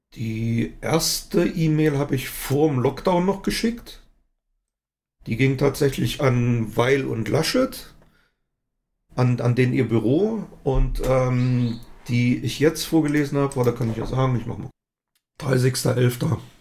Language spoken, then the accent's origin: German; Altenburg, Thuringia, Germany; in meiner Heimatstadt Altenburg